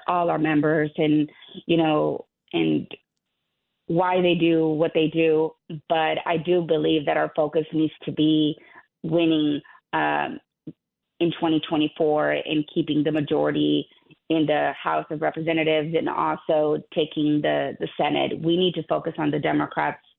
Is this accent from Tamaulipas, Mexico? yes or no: yes; Burgos, Tamaulipas, Mexico; now in Texas, United States; I was born in Burgos, Tamaulipas, Mexico, which is actually about 3 hours away from South Texas.